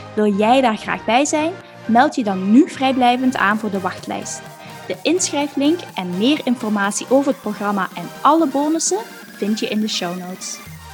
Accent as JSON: {"language": "Dutch", "country": "Belgium", "said": "we komen alle twee uit België"}